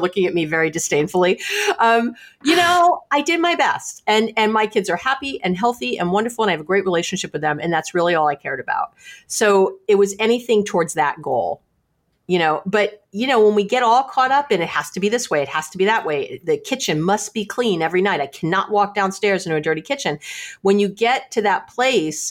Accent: New York City, New York, United States; now in Berkeley, United States; I'm from New York City, but I'm here in Berkeley, California

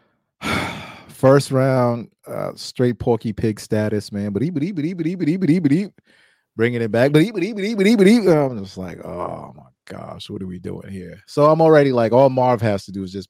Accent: New York, United States; me growing up in New York

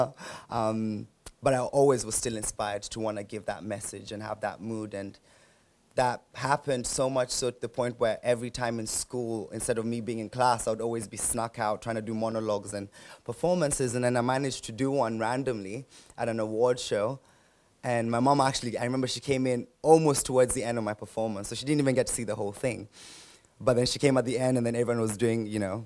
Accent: Nairobi, Kenya; And I was born and raised in Nairobi, that's where I came from, and lived a majority of my life there.

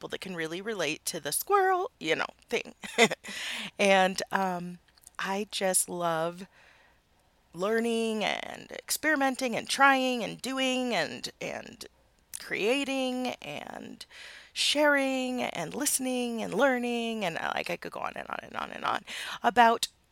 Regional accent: Midwest, United States; now in Utah, United States; I live in Utah. And I grew up in the Midwest.

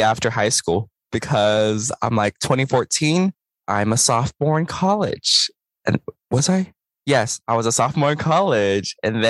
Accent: Houston, Texas, United States; I grew up in Houston

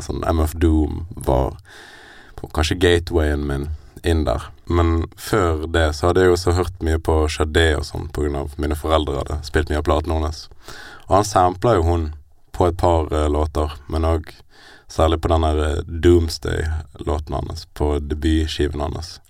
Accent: Bergen, Vestland, Norway; Jeg er født og oppvokst i Bergen

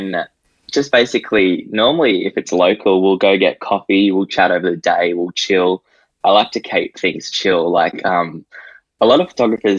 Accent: Gold Coast, Queensland, Australia; I'm from the Gold Coast and I am 18 years of age

